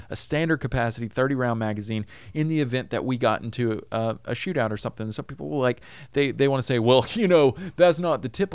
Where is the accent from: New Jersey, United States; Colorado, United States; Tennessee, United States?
Tennessee, United States; now in Los Angeles, United States; I'm from Tennessee.